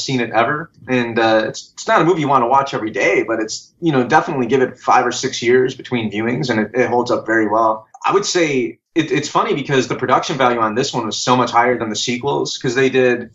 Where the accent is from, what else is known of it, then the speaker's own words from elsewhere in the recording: Michigan, United States; I grew up in Michigan